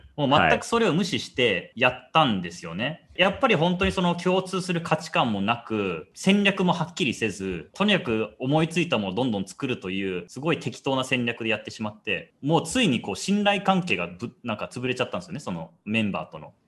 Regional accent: Kobe, Hyogo, Japan; moved away as an adult; also born or lived in Osaka / United States; 大阪生まれ神戸育ち

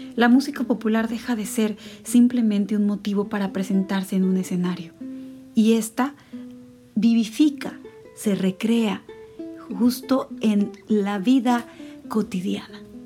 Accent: Veracruz, Mexico; el lugar en el cual nací, en Veracruz

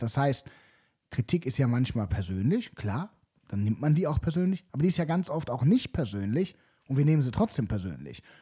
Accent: Cologne, North Rhine-Westphalia, Germany; ich zum Beispiel bin noch nie umgezogen, also außerhalb Kölns.

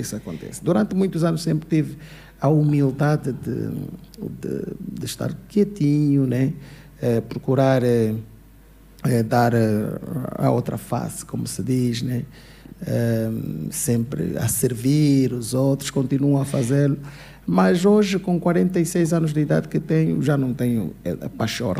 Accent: Luanda, Luanda Province, Angola; moved away as an adult; also born or lived in Portugal; eu nasci no Cazenga, uhum. cresci numa casa de pau a pique, yeah. depois saí do Cazenga

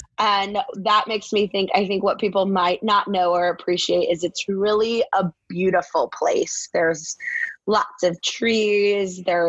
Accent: Maryville, Missouri, United States; I grew up in Maryville, Missouri, which is northwest corner of the state. You're an hour from Nebraska, an hour and a half-ish from Kansas City, 20-ish miles from the Iowa border

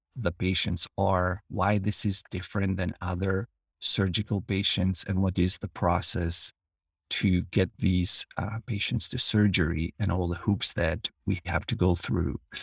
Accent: Albania; moved away as an adult; now in United States; I'm originally from Albania. I came to the United States as a student in nineteen ninety-nine

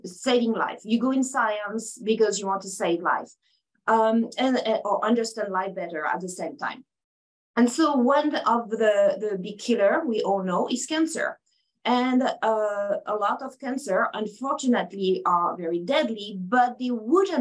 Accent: France; accent: French; English is a second language; moved away as an adult; now in United States; I have an accent, and it's very French. So I'm from France. I moved in the States about 23 years ago now

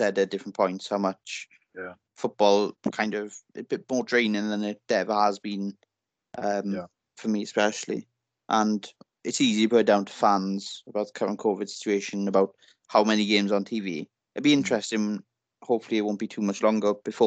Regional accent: Welsh, Wales, United Kingdom; being Welsh

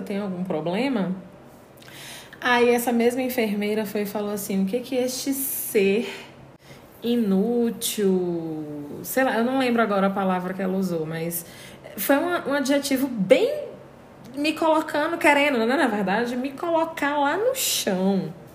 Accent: Brazil; a gente como brasileiro

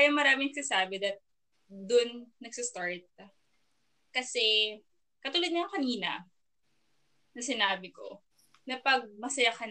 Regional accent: Philippines; as a Filipino, 'di ba?

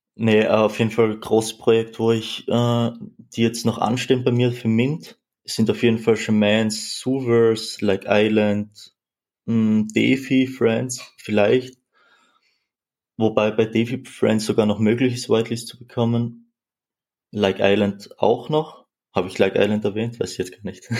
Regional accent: Austria; 20 Jahre alt, wie schon gesagt, komme ich aus Österreich.

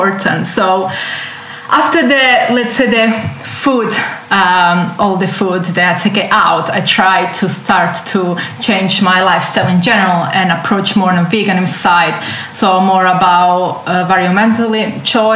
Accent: Southern Italy, Italy; English is a second language; moved away as an adult; now in London, United Kingdom; I grew up in Italy and I had fresh fish every day.

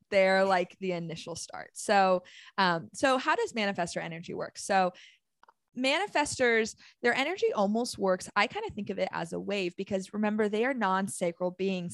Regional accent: Arizona, United States; moved away; I'm from Arizona

